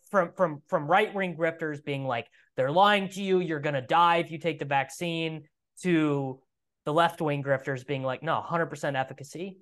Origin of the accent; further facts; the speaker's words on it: Midwest, United States; I'm from the Midwest, and Midwestern culture is so, so, so, so, so different